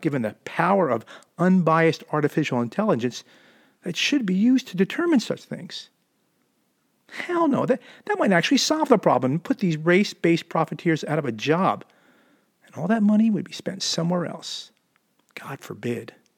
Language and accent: English; suburbs of Philadelphia, Jersey side, New Jersey, United States; also born or lived in Camden, New Jersey; now in Southern California, United States; I was born in Camden, New Jersey, and grew up in the suburbs of Philadelphia on the Jersey side of the Delaware River